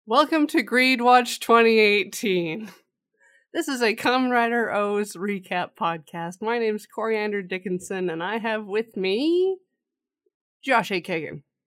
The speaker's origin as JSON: {"language": "English", "country": "Canada", "said": "we're Canadian"}